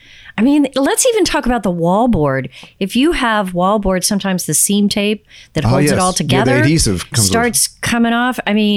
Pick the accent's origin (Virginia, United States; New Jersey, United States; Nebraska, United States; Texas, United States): Texas, United States; Houston; first language English; I grew up in Houston